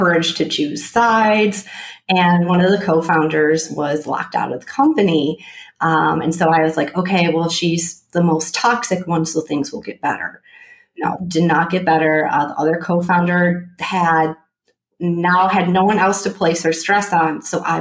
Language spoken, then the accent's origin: English; Michigan, United States; moved away as an adult; also born or lived in Philadelphia; I was born and raised in Michigan